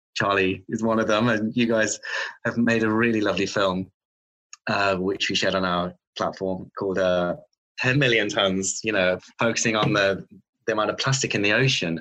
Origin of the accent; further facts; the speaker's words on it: Redditch, West Midlands, United Kingdom; I grew up in the Midlands um, in a new town called Redditch